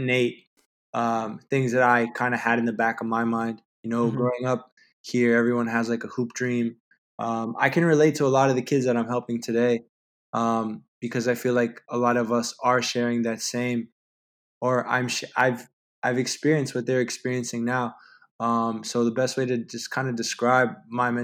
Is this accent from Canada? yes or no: yes; Toronto, Ontario, Canada; I've been downtown Toronto my whole life. I mean, growing up in the Regent Park area